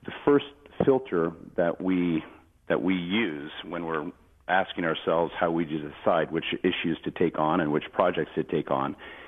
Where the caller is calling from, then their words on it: Seattle, Washington, United States; I am indeed. I'm out here in Seattle, and I'm in my basement of my home.